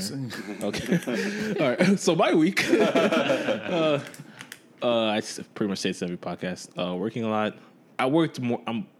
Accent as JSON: {"language": "English", "town": "Jersey City", "region": "New Jersey", "country": "United States", "moved": "yes", "said": "I'm originally from Jersey City, which is like way outside."}